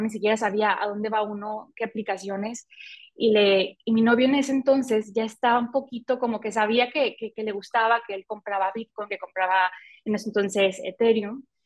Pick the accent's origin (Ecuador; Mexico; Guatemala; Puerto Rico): Mexico; Mazatlán, Sinaloa; also born or lived in Mexico City; soy mexicana, vivo en México, en eh, una ciudad que se llama Mazatlán, de aquí soy.